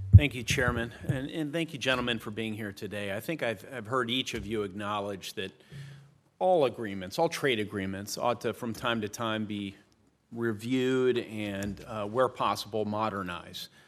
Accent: Indiana, United States; my home state of Indiana

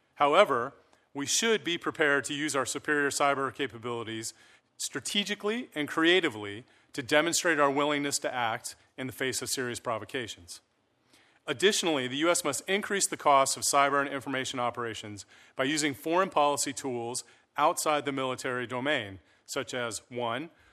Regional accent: Colorado Springs, Colorado, United States; also born or lived in Breckenridge, Colorado; now in Cambridge, United States; I was born and raised in Colorado

